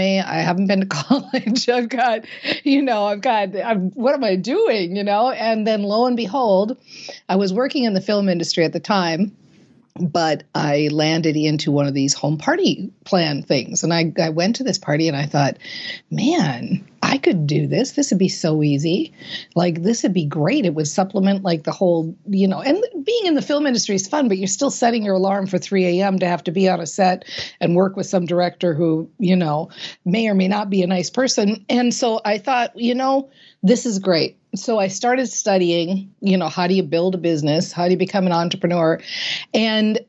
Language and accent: English; Minnesota, United States; I was raised in Minnesota and, you know, we are a hardy people here in Minnesota